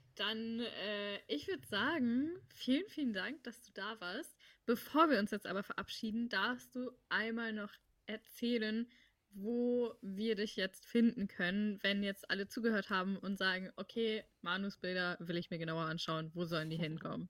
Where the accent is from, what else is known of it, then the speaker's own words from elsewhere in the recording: Hamburg, Germany; also ich komme aus Hamburg, ich bin auch hier geboren und mhm. ich bin natürlich Hamburgerin